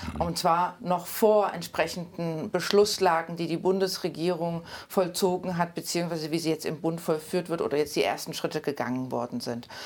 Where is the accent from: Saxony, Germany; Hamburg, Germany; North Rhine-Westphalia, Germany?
Saxony, Germany; Leipzig; moved away as an adult; also born or lived in Nordsachsen / Brandenburg / Thuringia; ich bin äh, 1980 in Leipzig geboren